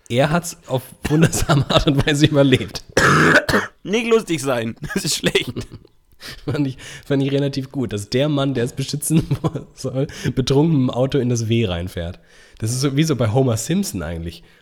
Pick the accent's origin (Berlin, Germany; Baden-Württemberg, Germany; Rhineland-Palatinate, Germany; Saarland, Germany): Baden-Württemberg, Germany; Iffezheim; in oh. meiner Heimat. Äh, auf, in Iffelsheim.